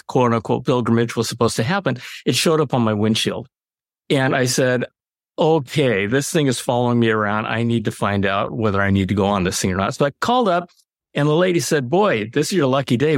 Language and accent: English; United States; I'm Japanese American